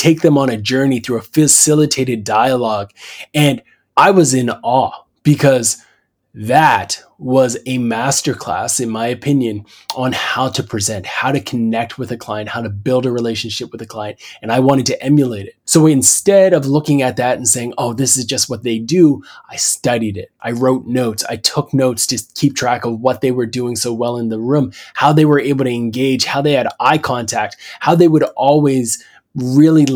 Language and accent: English; Canada; As a Canadian